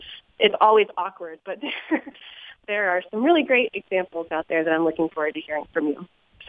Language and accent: English; Glenarden, Maryland, United States; I'm from Glen Arden, Maryland.